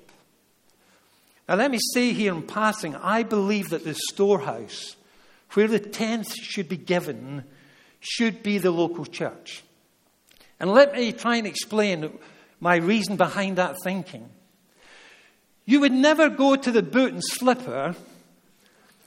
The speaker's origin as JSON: {"language": "English", "region": "Scotland", "country": "United Kingdom", "said": "Being a Scotsman"}